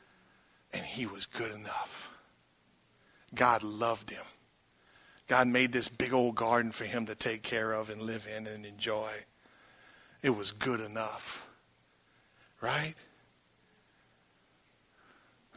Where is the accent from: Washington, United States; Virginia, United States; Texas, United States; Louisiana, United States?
Louisiana, United States; Franklin; I come from Franklin, Louisiana. So what? I'm proud of it. Born to a bunch of knuckleheads.